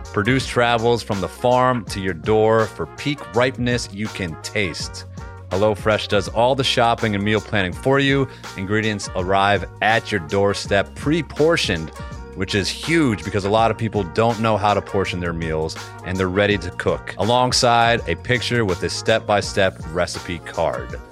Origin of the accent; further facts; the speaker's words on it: Massachusetts, United States; I grew up in Massachusetts